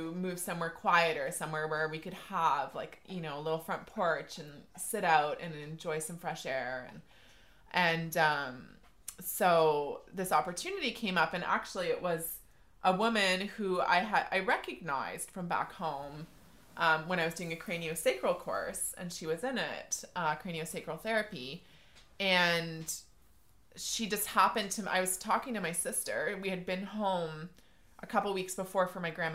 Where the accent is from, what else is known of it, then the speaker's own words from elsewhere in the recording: Deep River, Ontario, Canada; also born or lived in Toronto; now in Deep River, Canada; I grew up in Deep River